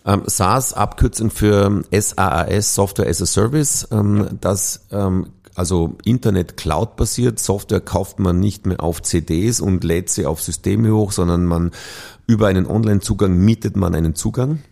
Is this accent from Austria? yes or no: yes; Vorarlberg, Austria; moved away as an adult; now in Vienna, Austria; geboren und aufgewachsen in Vorarlberg